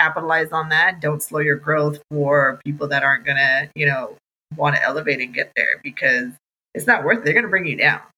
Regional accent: United States; also born or lived in India / Texas; I was born in, in India, but grew up in America, and I am American, American Indian

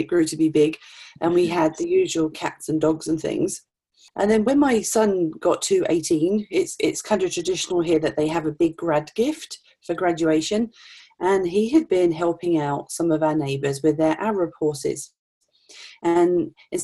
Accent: Norfolk, East of England, United Kingdom; now in Regina, Canada; I grew up in Norfolk, England

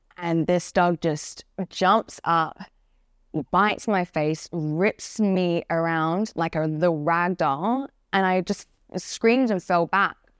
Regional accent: Perth, Western Australia, Australia; moved away; I'm originally from Path, Western Australia. I grew up in a, like, a little house far in the countryside

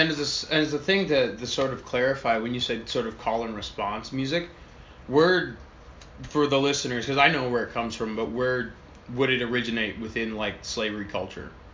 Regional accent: United States; We come from America

